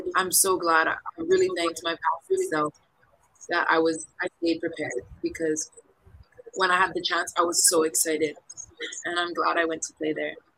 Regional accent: east side of Oahu, Hawaii, United States; moved away as an adult; also born or lived in Puerto Rico / France; now in Philippines; I'm born and raised in the east side of the island of Oahu in Hawaii

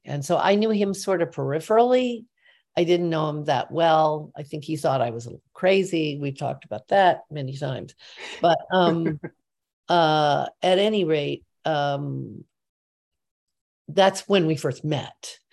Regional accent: Midwest, United States; moved away as an adult; I'm from the Midwest

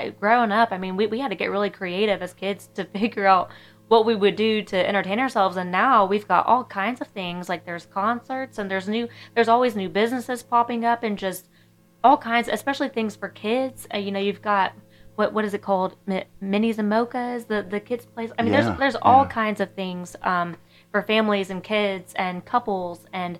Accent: Clarksville, Tennessee, United States; I've grown up here in Clarksville, Tennessee, but I'm not a very, like, country girl, so I don't say Clarksville. Like, a lot of my friends and family do that, but like I said, I was raised by a German grandmother

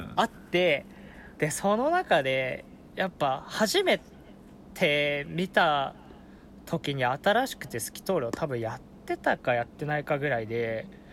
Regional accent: Fukushima, Japan; born or raised there

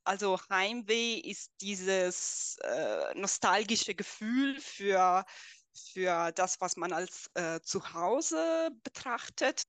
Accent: Italy; first language Italian; German is a second language; moved away as an adult; now in Germany; dann ging ich zurück zu meinem, zu meinem Heimatland, äh, also nach Italien.

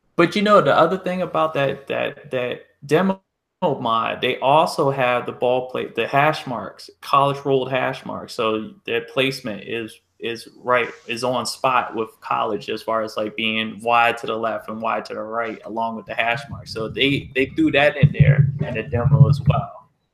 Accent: Columbia, Maryland, United States; where I grew up in Columbia, Maryland

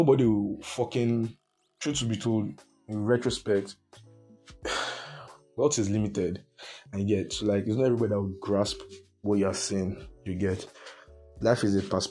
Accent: Nigeria

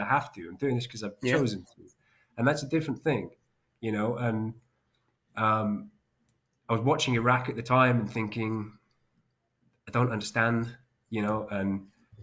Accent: West Bank, Palestine; moved away; I grew up in Palestine in the occupied West Bank

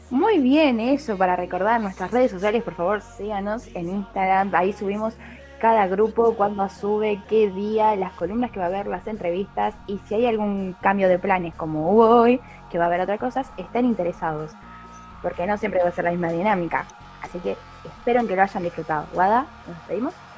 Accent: Argentina; somos argentinos

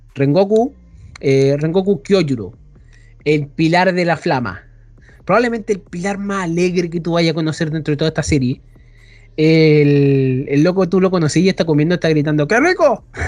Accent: Chile; soy chileno

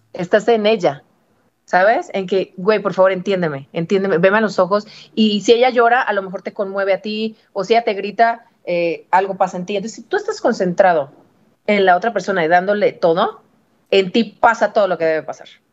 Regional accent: Guadalajara, Jalisco, Mexico; moved away as an adult; now in Mexico City, Mexico; yo soy de Guadalajara

